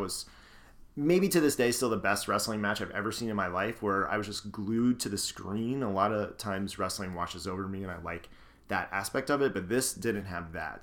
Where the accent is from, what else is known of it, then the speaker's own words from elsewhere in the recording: Scranton, Pennsylvania, United States; I grew up in Scranton, Pennsylvania, in the Northeast